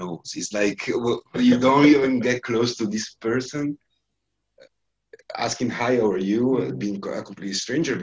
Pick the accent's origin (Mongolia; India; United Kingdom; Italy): Italy; now in Dublin, Ireland; it's my hometown